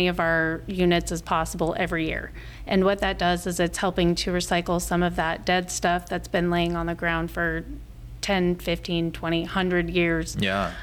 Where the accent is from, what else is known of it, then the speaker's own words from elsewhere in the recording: Front Range of Colorado, United States; moved away as an adult; now in Omaha, United States; I grew up in the Front Range of Colorado